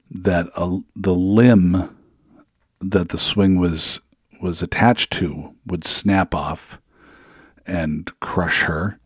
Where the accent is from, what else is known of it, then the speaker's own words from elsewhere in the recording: Seattle, Washington, United States; moved away; I'm originally from Seattle